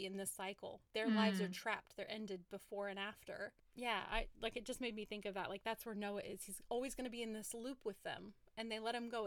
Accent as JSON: {"language": "English", "region": "West Coast", "country": "United States", "tie": "born or raised there", "said": "I grew up on the West Coast"}